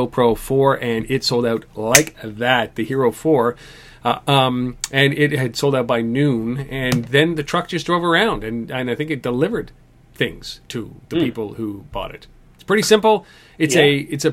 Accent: Canada; as a Canadian

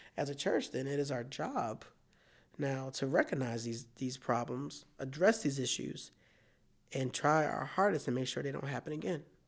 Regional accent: Philadelphia, Pennsylvania, United States; now in Iowa, United States; I'm from Philadelphia

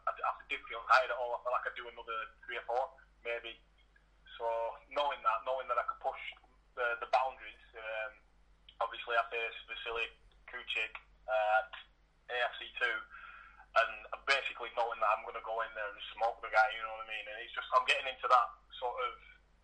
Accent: Blackburn, North West England, United Kingdom; moved away as an adult; also born or lived in Preston / Leyland; I was from Blackburn originally. I got married and I moved to Preston.

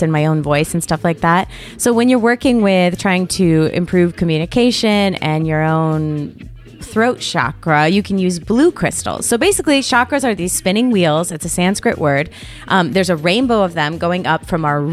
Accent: Connecticut, United States; now in Los Angeles, United States; I'm from Connecticut.

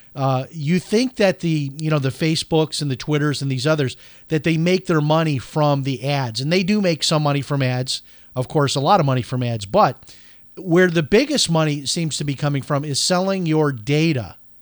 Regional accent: Chicago, Illinois, United States; I'm from Chicago

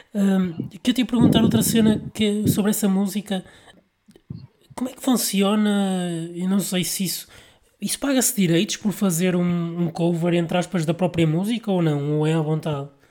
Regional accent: Vila Nova de Gaia, Norte, Portugal; eu sou de Gaia

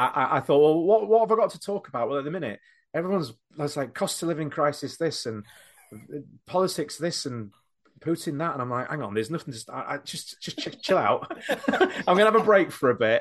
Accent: Doncaster, Yorkshire and the Humber, United Kingdom; moved away as an adult; now in Knaresborough, United Kingdom; Not where I'm from, but the town that I live, uh, in Knaresborough. I grew up in Doncaster

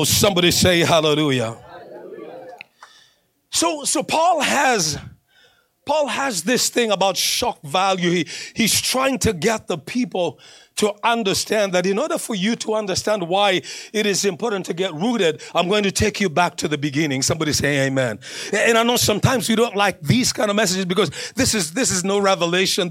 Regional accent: Kenya; moved away as an adult; also born or lived in Northern Kentucky / Cincinnati, Ohio; now in Flagstaff, United States; when I was growing up in Kenya

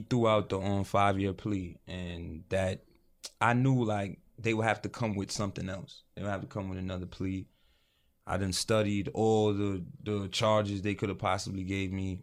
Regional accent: New York City, New York, United States; moved away as an adult; also born or lived in Connecticut; Now we're from New York

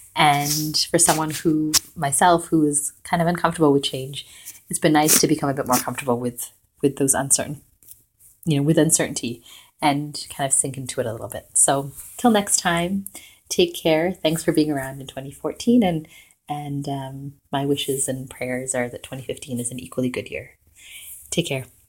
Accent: Vancouver, British Columbia, Canada; now in Toronto, Canada

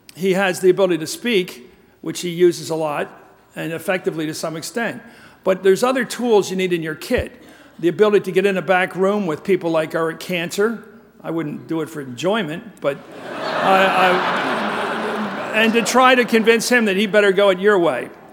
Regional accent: United States; also born or lived in Swaziland; I'm white, I'm American

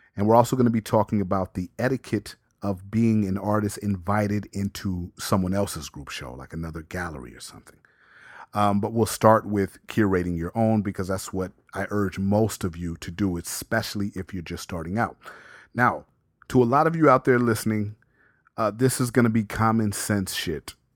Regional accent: Las Vegas, Nevada, United States; growing up in Vegas

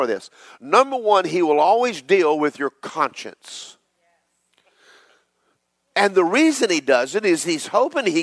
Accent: Georgia, United States; I'm from Georgia

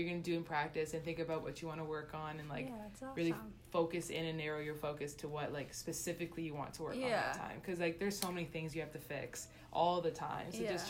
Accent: Toronto, Ontario, Canada; moved away; Toronto, but I'm not like in the actual city. I'm like in a little suburb.

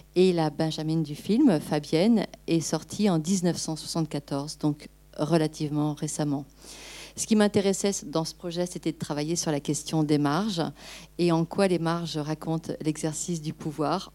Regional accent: Angers, Pays de la Loire, France; moved away; je suis angevine, j'ai grandi à Angers.

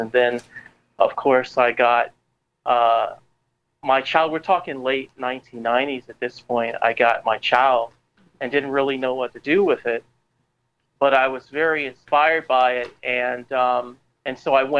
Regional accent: Savannah, Georgia, United States; also born or lived in Staten Island, New York / Florida; I'm from Savannah, Georgia. I was born here. But I also grew up in New York City on Staten Island.

